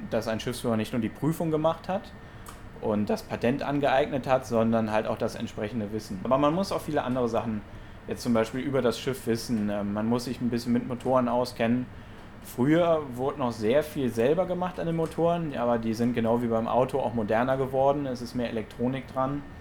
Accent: Monheim, North Rhine-Westphalia, Germany; ich selber komme ja vom, vom Niederrhein, ich komme aus Monheim. Ähm, ja, auf jeden Fall verbinde ich natürlich mit dem Rhein Heimat, ähm, weil ich bin auch direkt am Rhein aufgewachsen.

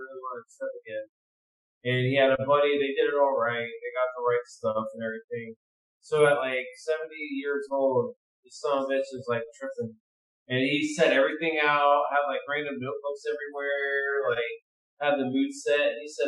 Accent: Chicago, Illinois, United States; dude, I'm from Chicago. Caprini Green was my shit. I fucking rolled those fucking streets.

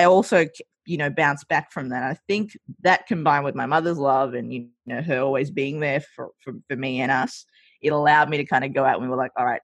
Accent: Australia; also born or lived in Sri Lanka; I grew up in Australia, I see a lot of my values colored by Australian culture. So when I moved over, yeah, hence the accent as well.

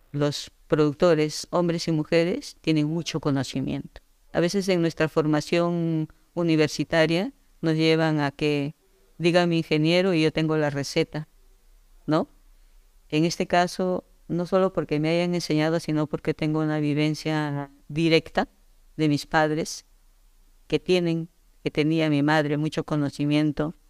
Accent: Yungay, Ancash, Peru; yo nací en Yungay, en Ancash. Eh, soy andina de nacimiento

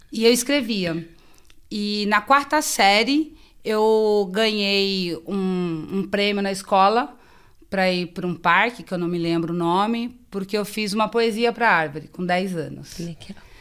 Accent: São Paulo, Brazil; eu sou da Zona Sul, né? É, e em 88, os meus pais vieram para o Guarapiranga.

